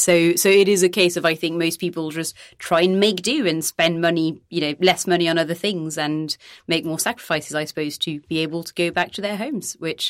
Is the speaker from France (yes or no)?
yes; Nantes, Pays de la Loire, France; moved away as an adult; also born or lived in Venice / Britain; now in United Kingdom; when I was a kid, for example, I grew up in Nantes.